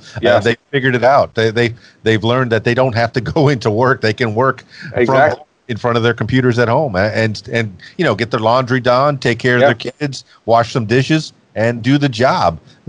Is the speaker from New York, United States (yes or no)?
no; Florida, United States; And then the reggae, as I'm growing up in the Florida Keys, yeah, definitely have a feel.